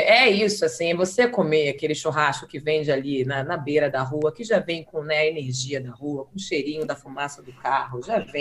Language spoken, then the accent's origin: Portuguese; Northeast Brazil, Brazil; now in Rio de Janeiro, Brazil; passar minha infância no Nordeste